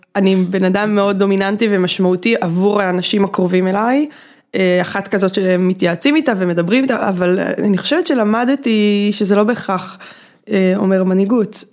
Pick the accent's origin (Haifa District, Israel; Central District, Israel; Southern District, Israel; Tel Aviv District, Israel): Tel Aviv District, Israel; Bat Yam